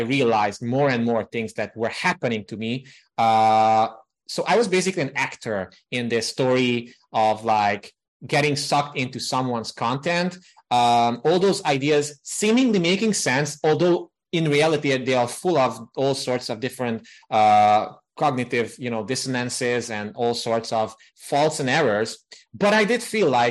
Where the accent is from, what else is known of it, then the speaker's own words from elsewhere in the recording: Transylvania, Romania; now in Budapest, Hungary; I grew up in the Transylvania region of Romania